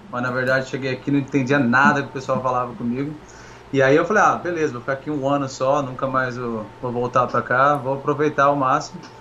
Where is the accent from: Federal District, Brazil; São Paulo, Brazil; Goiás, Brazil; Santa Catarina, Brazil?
São Paulo, Brazil; Taubaté; moved away as an adult; also born or lived in Pindamonhangaba / Rio de Janeiro; now in United States; Eu nasci em Pindamonhangaba, no interior de São Paulo mas eu passei com dois anos eu mudei para Taubaté e morei lá praticamente minha vida inteira.